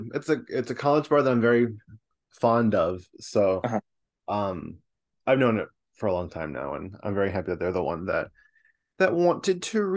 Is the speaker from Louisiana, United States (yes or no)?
no; Fredonia, New York, United States; I'm not a Buffalo girl, but a Fredonia girl.